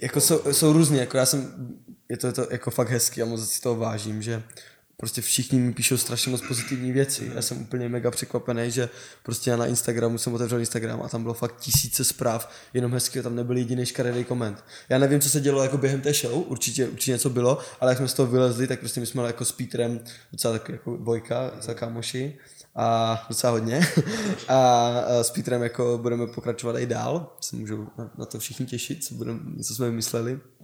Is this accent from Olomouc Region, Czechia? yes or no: yes; Olomouc, Olomouc Region, Czechia; jsem z Olomouce